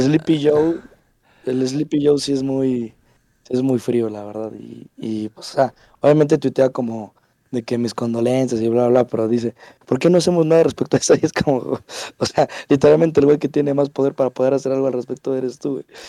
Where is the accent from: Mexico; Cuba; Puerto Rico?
Mexico; yo lo digo como mexicano